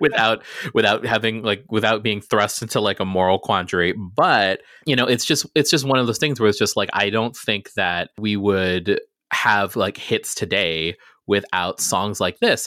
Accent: Guam; I grew up on Guam in the middle of the Pacific

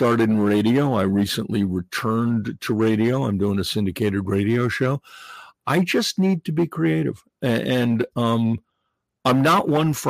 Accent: New York, United States; also born or lived in New England; I grew up in New York

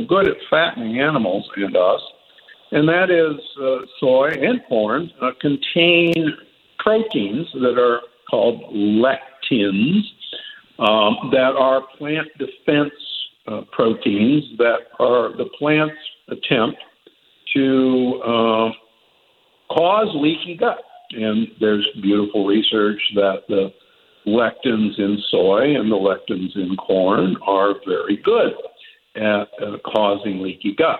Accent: Omaha, Nebraska, United States; I grew up in Omaha, Nebraska, which at the time I was growing up had the largest feedlots in the world

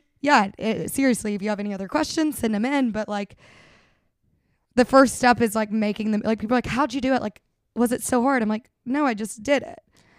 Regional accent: the South, United States; We're from the South. We love to like have Southern hospitality out here.

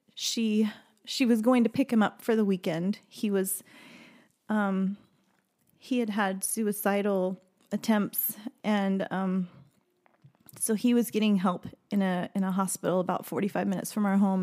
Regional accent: Maryville, Missouri, United States; I grew up in Missouri in a small, uh, town in the northwest corner of the state called Maryville.

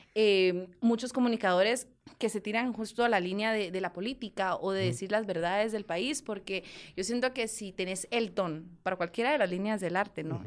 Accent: Guatemala; somos dos mujeres guatemaltecas que estamos luchando con la música

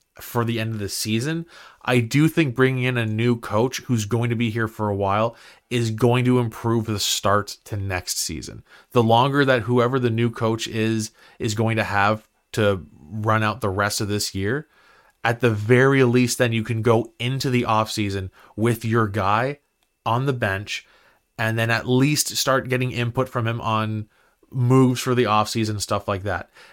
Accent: Ottawa, Ontario, Canada; I grew up in Barhaven

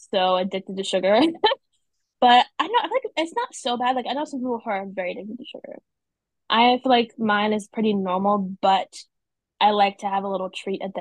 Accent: North Carolina, United States; I'm from North Carolina. I've been here my whole life.

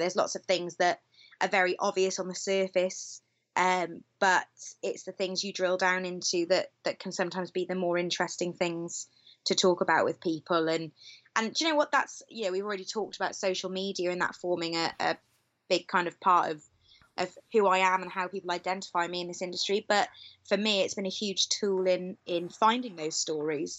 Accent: Cowbridge, Wales, United Kingdom; I'm from Cowbridge, which is in the Vale of Glamorgan

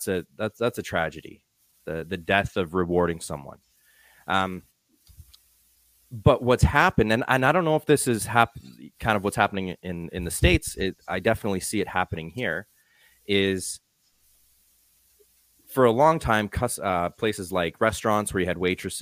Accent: Calgary, Alberta, Canada; I'm from Calgary, Canada.

